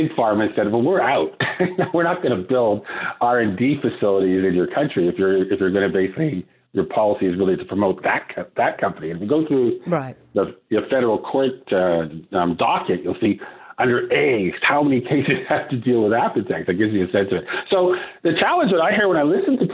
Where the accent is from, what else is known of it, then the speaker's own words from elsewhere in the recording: Canada; moved away as an adult; I returned to Canada to practice law